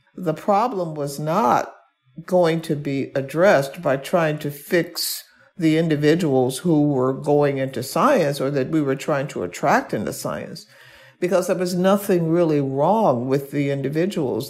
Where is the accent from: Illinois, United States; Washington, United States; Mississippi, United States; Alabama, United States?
Alabama, United States; Birmingham; I was born and raised in Birmingham, Alabama.